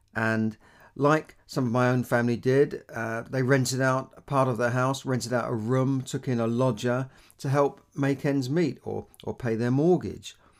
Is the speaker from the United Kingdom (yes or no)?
yes; London, United Kingdom; I grew up in London, uh, when, you know, in a part of London called Camden